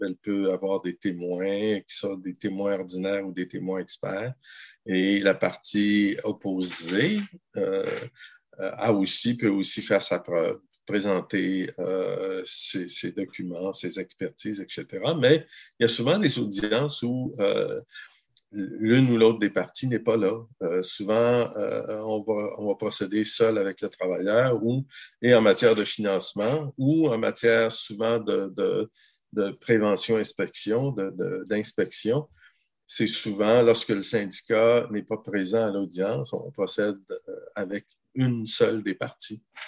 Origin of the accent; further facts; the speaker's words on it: Gaspésie, Quebec, Canada; also born or lived in Ottawa; moi, je suis originaire de la Gaspésie